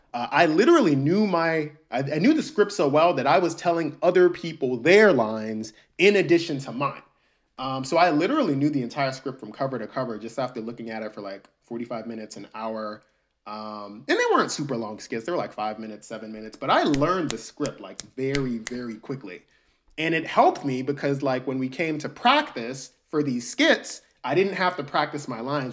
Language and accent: English; Albany, Georgia, United States; born or raised there; also born or lived in New York City, United States